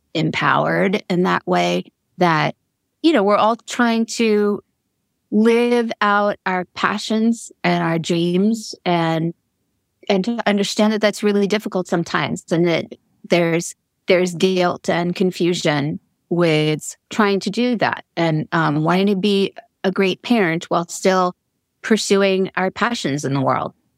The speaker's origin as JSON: {"language": "English", "area": "Long Island", "region": "New York", "country": "United States", "tie": "born or raised there", "said": "I grew up in Long Island."}